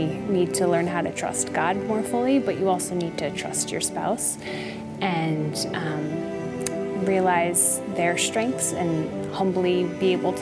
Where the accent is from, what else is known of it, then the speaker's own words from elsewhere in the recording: Connecticut, United States; I grew up in Connecticut